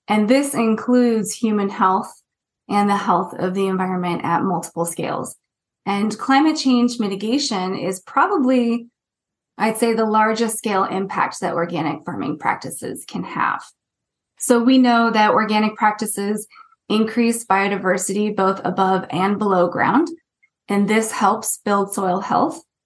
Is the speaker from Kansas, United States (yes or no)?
no; Northern Central Valley of California, United States; moved away as an adult; also born or lived in Santa Cruz, California / Wellington, New Zealand / Canterbury, New Zealand / Bay Area, California; I grew up in the Central Valley of California, in the Northern Central Valley, in a very rural area